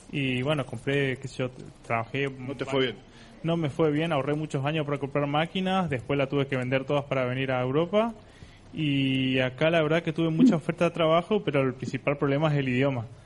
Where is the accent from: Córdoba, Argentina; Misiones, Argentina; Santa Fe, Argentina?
Misiones, Argentina; moved away as an adult; now in Germany; soy de Misiones y me vine a la ISIC hace casi cuatro meses, ¿sí? Eh, me vine de, de, Argentina